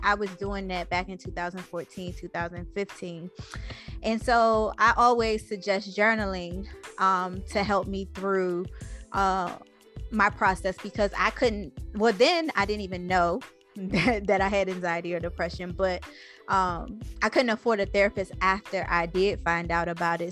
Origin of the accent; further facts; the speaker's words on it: Washington, District of Columbia, United States; also born or lived in Los Angeles; now in Atlanta, United States; I'm from Anacostia originally. Um, I live in Atlanta now. I lived